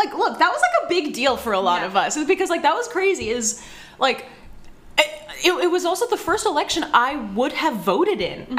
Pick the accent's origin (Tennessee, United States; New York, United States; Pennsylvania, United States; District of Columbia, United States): Tennessee, United States; Because I, too, am from the great state of Tennessee